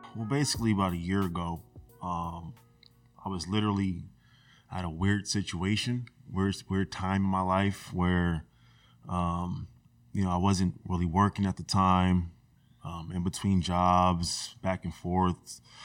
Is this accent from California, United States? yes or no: yes; Rosemont, California, United States; I grew up in Rosemont